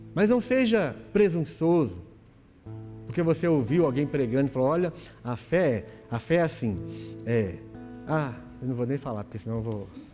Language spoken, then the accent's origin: Portuguese; Brazil; Nós somos brasileiros, brasileiro